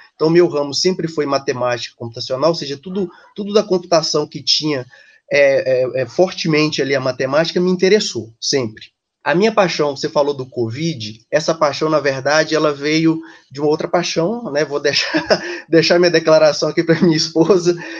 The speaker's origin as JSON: {"language": "Portuguese", "town": "Ipatinga", "region": "Minas Gerais", "country": "Brazil", "tie": "born or raised there", "also_born_or_lived": "Belo Horizonte / São Paulo", "moved": "as an adult", "said": "eu sou do interior de Minas, sou de, da cidade Ipatinga, né, no leste mineiro, saí da, da minha cidade na época porque não tinha faculdade, então migrei para Belo Horizonte"}